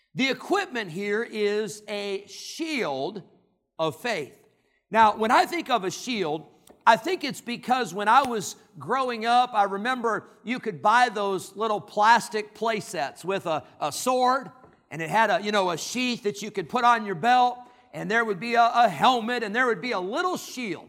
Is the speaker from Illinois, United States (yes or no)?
yes; Rockford, Illinois, United States; God led them back to Illinois, and that's where I grew up